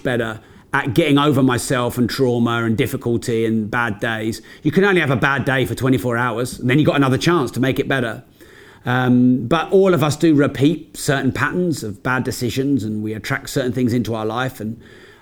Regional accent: United Kingdom; we're British

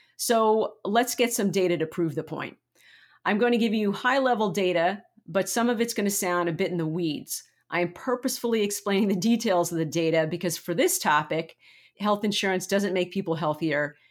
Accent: United States; we, as an American community

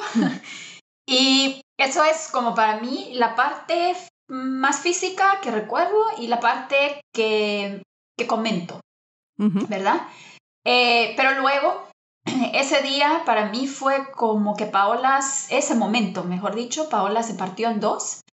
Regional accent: Guatemala; yo soy guatemalteca, tengo 41 años

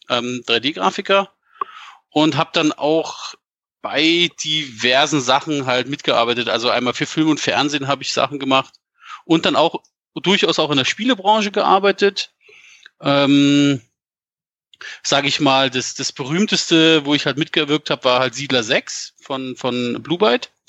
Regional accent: Frankfurt an der Oder, Brandenburg, Germany; moved away; also born or lived in Bavaria; Ursprünglich komme ich eigentlich aus, aus dem Osten, also aus Frankfurt an der Oder und bin dann irgendwie wegen Eltern halt umgezogen, halt hier nach Bayern

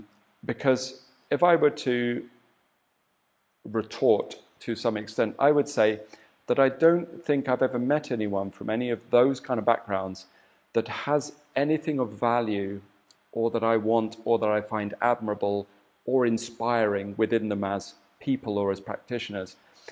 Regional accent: England, United Kingdom; as much as I could through the filter of being an Englishman, you know, not being a Chinese born and bred

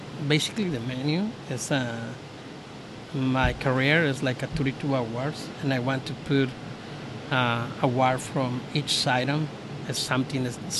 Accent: Mexico City, Mexico; English is a second language; also born or lived in San Diego / Los Angeles / Ramona; now in Baja California, Mexico; I'm here 8 months ago already. 8 months ago, I'm brand new, so I'm from Mexico City.

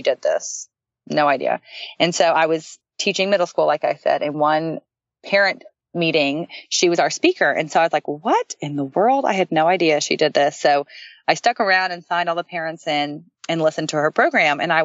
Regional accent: Dallas, Texas, United States; I'm from Dallas, Texas

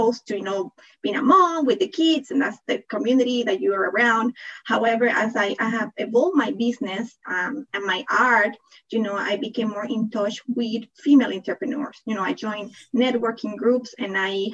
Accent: Panama; accent: thick accent; English is a second language; also born or lived in Toronto, Canada / Netherlands; now in California, United States; I am originally from Panama. That's why I have that thick accent

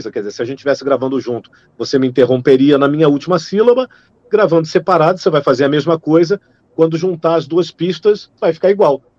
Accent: Rio de Janeiro, Brazil; accent: neutral; also born or lived in São Paulo; eu tenho um sotaque é, neutro, digamos assim, porque eu, eu sou criado no Rio de Janeiro, eu sou paulistano, mas eu moro no Rio de Janeiro há 40 e, uh, 41 anos.

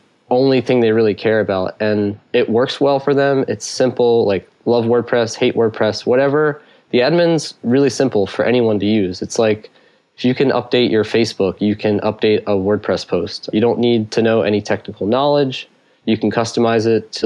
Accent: Philadelphia, Pennsylvania, United States; I'm from Philadelphia

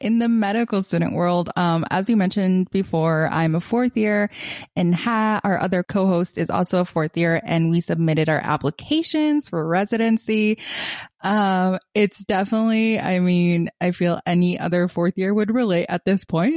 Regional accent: Gaza, Gaza Strip, Palestine; moved away as an adult; I am originally from Gaza, Palestine. I was born there and grew up a big chunk of my life there till I was eighteen

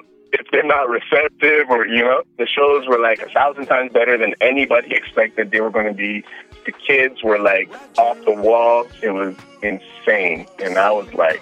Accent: Toronto, Ontario, Canada; I'm from Canada. I'm from Toronto.

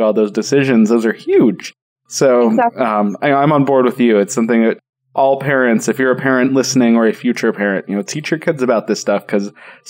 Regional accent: Denver, Colorado, United States; I grew up in Denver

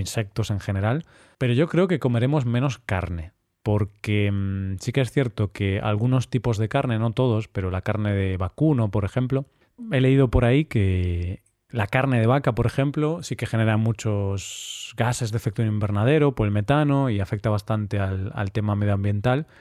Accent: Vigo, Galicia, Spain; moved away as an adult; now in Cyprus; solo tengo a mi familia ahí

